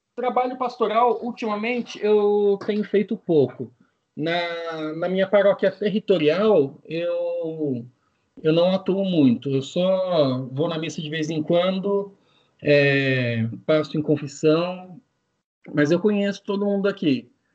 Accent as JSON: {"language": "Portuguese", "town": "São José dos Campos", "region": "São Paulo", "country": "Brazil", "said": "eu sou de São José dos Campos, pertinho da capital de São Paulo, terra do avião"}